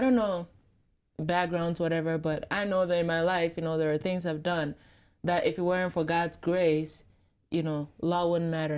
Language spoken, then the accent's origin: English; Ghana; I'm from Ghana, very proud